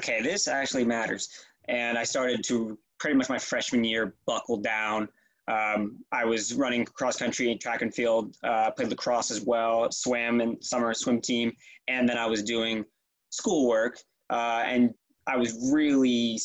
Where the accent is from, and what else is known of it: Kennesaw, Georgia, United States; born or raised there; also born or lived in Philadelphia, Pennsylvania / Cherry Hill, New Jersey